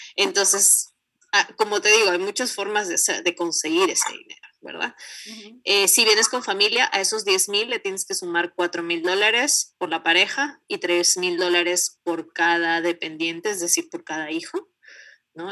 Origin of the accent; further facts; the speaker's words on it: Peru; moved away as an adult; now in Canada; cuando salí de Perú